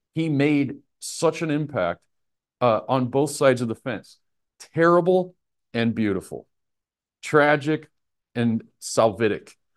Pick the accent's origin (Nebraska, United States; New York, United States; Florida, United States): Nebraska, United States; I'm from Nebraska